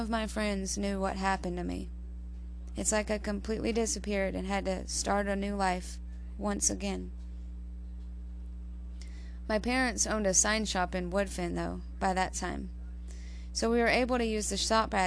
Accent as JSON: {"language": "English", "town": "Barnesville", "country": "United States", "tie": "born or raised there", "also_born_or_lived": "Weaverville", "said": "my home was in Barnesville with my brothers and sisters and my mom and dad."}